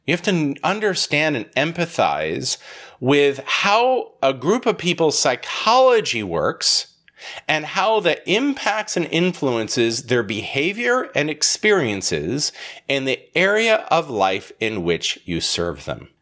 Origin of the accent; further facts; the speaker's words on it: Holland, Michigan, United States; I was born in Holland, Michigan, filled with Dutch people.